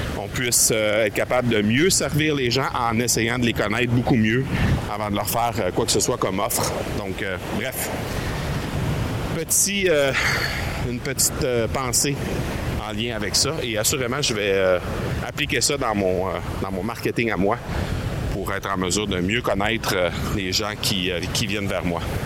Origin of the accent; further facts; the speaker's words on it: Canada; on vient du Canada